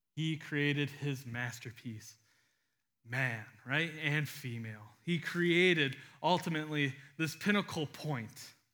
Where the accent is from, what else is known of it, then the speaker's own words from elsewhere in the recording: United States; we read it as an American in twenty twenty-two